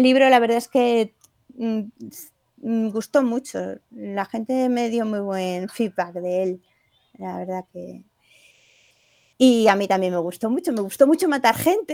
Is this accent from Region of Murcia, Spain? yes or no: no; Granada, Andalusia, Spain; moved away; also born or lived in Porcuna, Jaén; yo soy granadina y el pueblo por cuna que se llama ahora es el pueblo de mi padre.